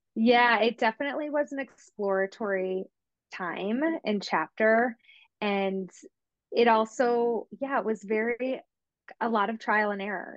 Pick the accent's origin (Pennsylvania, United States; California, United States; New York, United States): New York, United States; I'm from New York, obviously the other side of the state